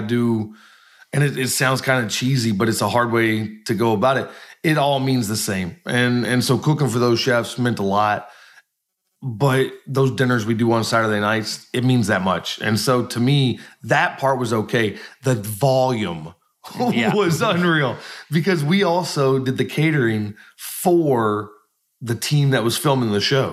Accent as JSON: {"language": "English", "area": "Washington County", "region": "Kentucky", "country": "United States", "tie": "born or raised there", "also_born_or_lived": "Lexington, Kentucky / Columbus, Indiana / Scotland / Chicago", "moved": "as an adult", "said": "I grew up in Washington County"}